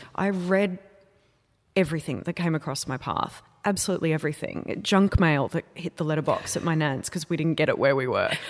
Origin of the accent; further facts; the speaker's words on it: Wurrumbi, Australia; I grew up in a place called Wurrumbi. which no one has ever heard of.